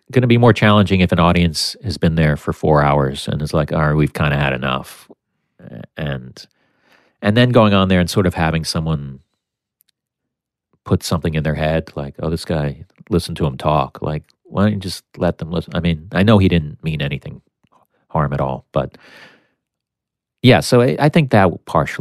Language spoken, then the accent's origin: English; United States; one American, which was me